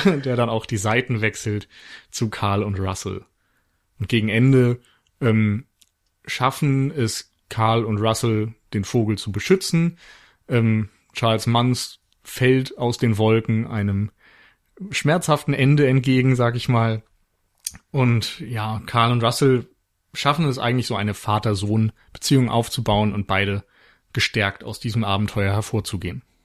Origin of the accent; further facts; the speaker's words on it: Flensburg, Schleswig-Holstein, Germany; moved away; also born or lived in Mainz; aufgrund meiner Geburtsstadt für einen Flensburger Frühlingsbock entschieden